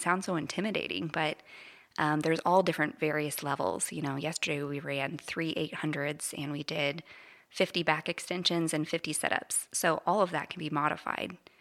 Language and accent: English; Parsons, Kansas, United States; moved away as an adult; I grew up in Parsons